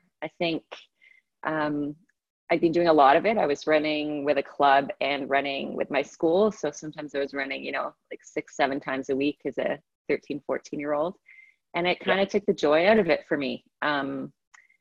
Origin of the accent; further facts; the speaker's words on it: Canada; also born or lived in England; I was born in England, lived there till I was 8. And we moved over to Canada when I was 8 years old.